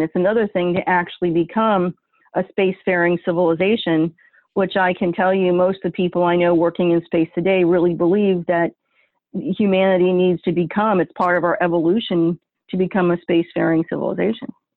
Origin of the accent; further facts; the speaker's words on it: northern New York, United States; now in Ohio, United States; my home state, which is my family's home state in northern in, in, New York, and I'm not talking about New York City. I mean northern New York, in the middle of freaking nowhere on Lake Ontario, kind of New York.